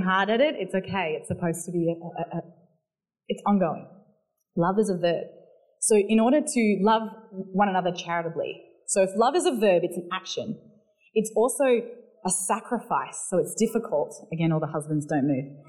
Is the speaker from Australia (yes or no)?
yes; Barossa Valley, South Australia, Australia; accent: South Australian; now in Melbourne, Australia; I grew up in the Barossa Valley where the vineyards are.